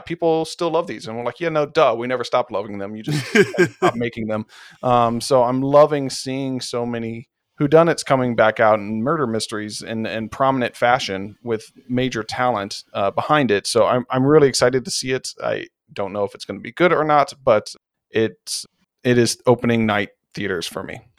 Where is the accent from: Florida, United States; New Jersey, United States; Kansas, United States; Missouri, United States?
Missouri, United States; St. Louis; born and raised in Saint Louis